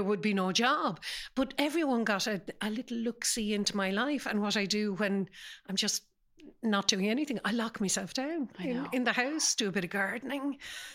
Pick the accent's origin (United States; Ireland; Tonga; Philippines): Ireland; Galway, Connacht; also born or lived in Sligo; I grew up in the 60s in Galway, even though my family are all from Sligo and I was born there. But I grew up in Galway